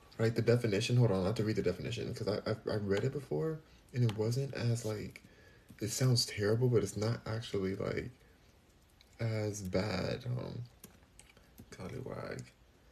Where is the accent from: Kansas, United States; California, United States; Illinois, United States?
California, United States; Los Angeles; moved away as an adult; now in Houston, United States; I'm born and raised in Los Angeles. Born and raised.